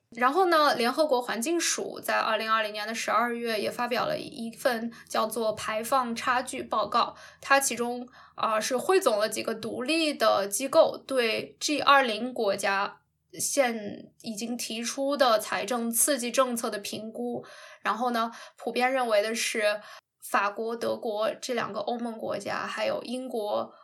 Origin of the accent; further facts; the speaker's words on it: China; 我们中国人